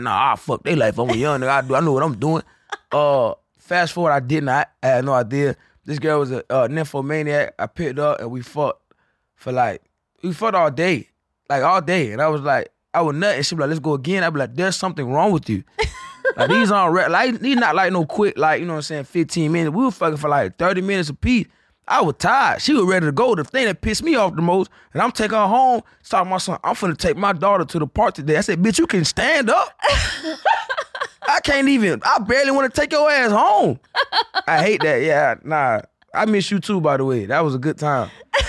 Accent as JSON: {"language": "English", "region": "Florida", "country": "United States", "moved": "yes", "lives_now": "Austin, United States", "said": "I'm from Florida."}